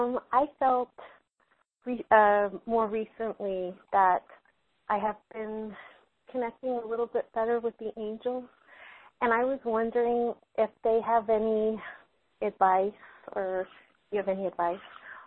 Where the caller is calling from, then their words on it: Texas, United States; I'm calling from Texas.